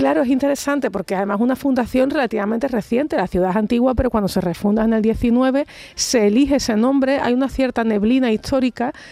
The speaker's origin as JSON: {"language": "Spanish", "region": "Andalusia", "country": "Spain", "said": "como andaluza, me siento muy orgullosa"}